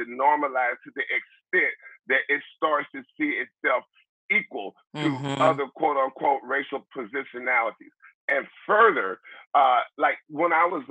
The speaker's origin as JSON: {"language": "English", "town": "Mobile", "region": "Alabama", "country": "United States", "tie": "born or raised there", "moved": "yes", "lives_now": "Nebraska, United States", "said": "I was born and raised in Mobile, Alabama"}